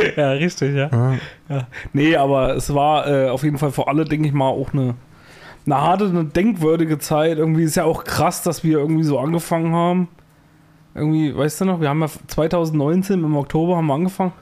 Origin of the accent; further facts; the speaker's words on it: Thuringia, Germany; Bei uns in Thüringen